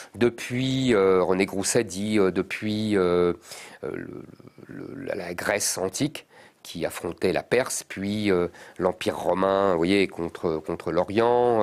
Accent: Drancy, Île-de-France, France; also born or lived in Montreuil / Paris; j'ai grandi dans la banlieue parisienne. Euh, j'ai grandi à Drancy.

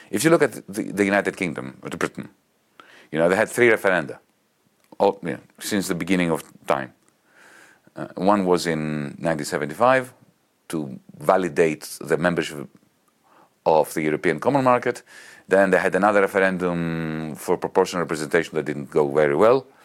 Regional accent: Greece; accent: Greek; English is a second language; for my Greek accent

